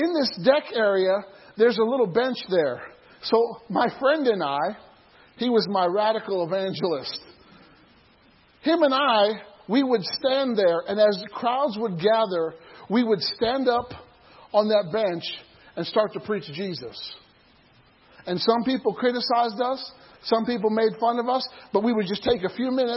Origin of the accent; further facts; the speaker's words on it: near Starved Rock State Park, Illinois, United States; There's a state park nearby where I grew up called Starved Rock.